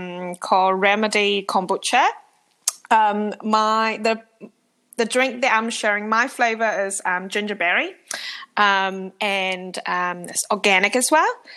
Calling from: Auckland, New Zealand; I'm calling in from Auckland, New Zealand.

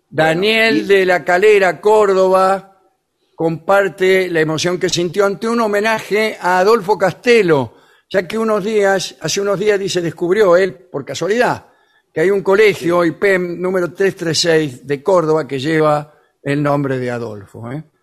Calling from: Montevideo, Uruguay; de Montevideo.

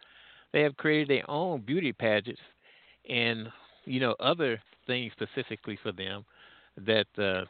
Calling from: Midwest, United States; I'm calling from the Midwest.

